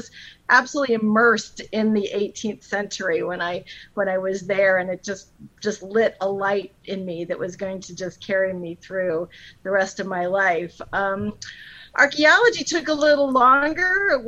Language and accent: English; Northeast Ohio, United States; I grew up in Northeast Ohio, and it's somewhere in Ohio.